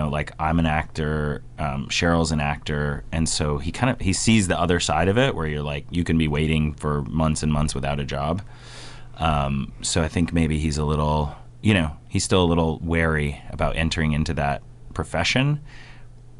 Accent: Taos, New Mexico, United States; my hometown of Taos, New Mexico, which is up north, almost to the Colorado border

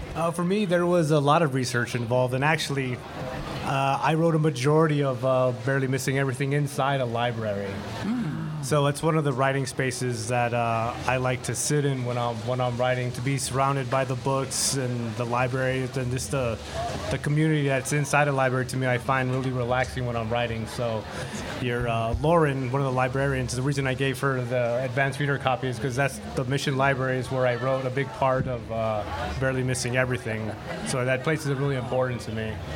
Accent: El Paso, Texas, United States; born or raised there; now in Tucson, United States

